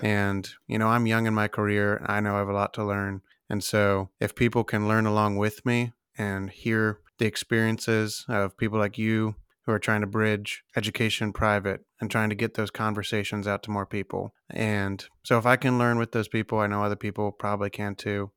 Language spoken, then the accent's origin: English; Ohio, United States; Ohio, my home state.